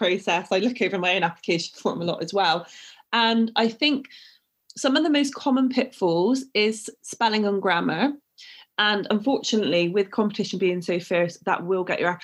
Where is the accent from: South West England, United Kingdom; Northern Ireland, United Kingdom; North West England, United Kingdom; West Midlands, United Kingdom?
South West England, United Kingdom; Bristol; accent: Bristolian; I've called myself the Bristolian barrister, and that wasn't by mistake. I used to get ridiculed for my accent.